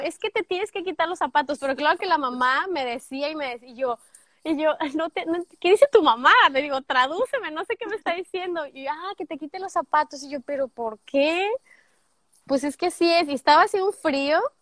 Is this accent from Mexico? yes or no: yes; Guadalajara, Jalisco, Mexico; moved away as an adult; also born or lived in Lagos de Moreno, Jalisco; now in United States; soy de Guadalajara, Tapatía, 50% Tapatía, 50% laguense, lagueña, alteña, no sé cómo se le diga, de los Altos de Jalisco por parte de mi mamá. Tengo ya en Estados Unidos, este junio sería nueve años ya